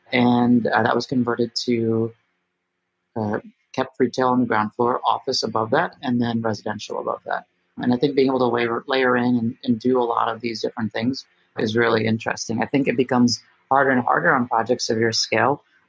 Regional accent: New Jersey, United States; I am from New Jersey, the land of all malls.

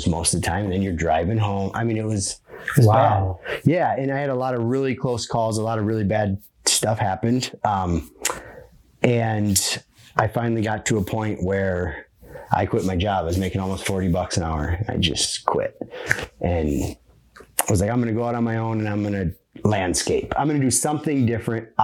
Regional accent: Midwest, United States; I'm from the Midwest.

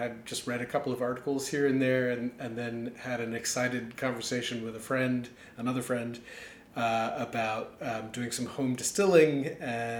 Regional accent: New York City, New York, United States; moved away as an adult; also born or lived in Adelaide, Australia; now in Washington, D.C., United States; I was born in Adelaide, Australia, and lived there until I was 8, and then moved to New York City. Mostly grew up in New York

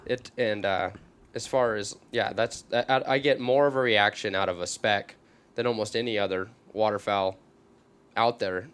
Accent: small town outside Vancouver, Washington, United States; I live in a small town on the outskirts of Vancouver, Washington

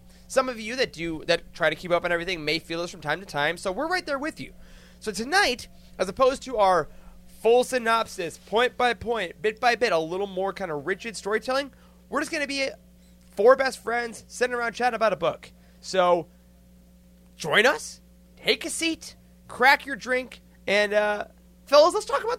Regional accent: Michigan, United States; I'm from Michigan

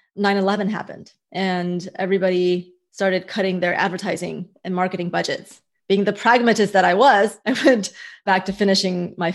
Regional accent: United States; also born or lived in Hong Kong; And I realized the difference that growing up in America and the difference that freedom made in my life and also in these various markets.

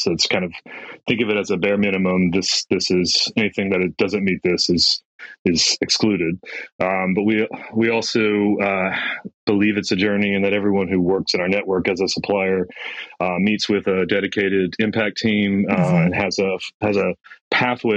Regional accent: United States; moved away as an adult; also born or lived in New York; now in Western Australia, Australia; My background, you can hear from my accent. I'm from United States

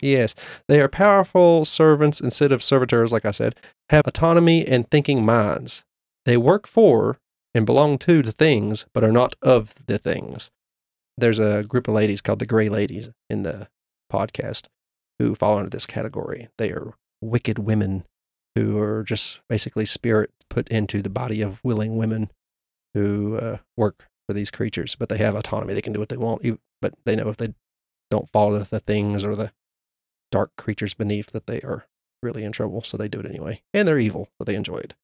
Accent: Appalachia, United States; as Appalachian residents

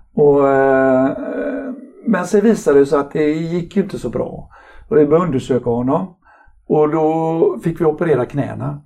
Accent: Mölndal, Västra Götaland, Sweden; also born or lived in Partille; Jag är egentligen född i Partille men så har jag bott i Mölndal hela mitt liv i princip

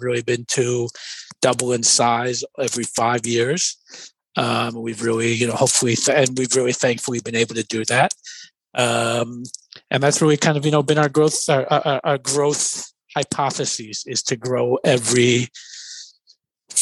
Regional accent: New York City, New York, United States; also born or lived in Brooklyn; So I'm a native New Yorker. I was born in Brooklyn, moved to the Bronx at the age of 3. I attended New York City public schools.

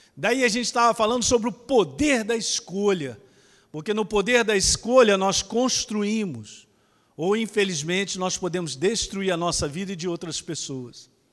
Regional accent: Ribeirão Preto, São Paulo, Brazil; Eu sou de Ribeirão Preto, rapaz, eu sou daqui

